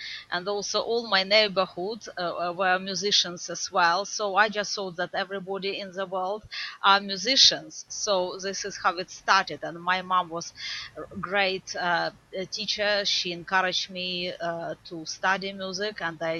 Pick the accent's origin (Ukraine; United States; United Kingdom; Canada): Ukraine; Lviv, Lviv Oblast; also born or lived in Kyiv; I was born in Lviv, and I studied music in Lviv, and then I studied in college in Lviv, I moved to Kyiv Conservatoire.